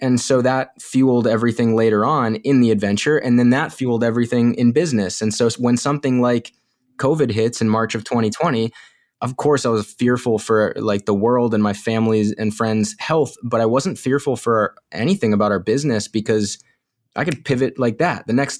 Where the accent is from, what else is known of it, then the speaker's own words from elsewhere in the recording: Illinois, United States; born there; also born or lived in North Carolina / Florida; I was born in Illinois, and then we moved to North Carolina, and then back to Illinois, and we spent some time in Florida, and then we came up to the Northeast.